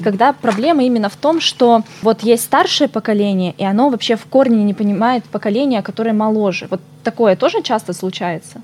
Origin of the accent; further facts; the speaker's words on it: Irkutsk, Irkutsk Oblast, Russia; moved away as an adult; also born or lived in Far East (Russia); Сама сибирячка родилась и выросла в Иркутске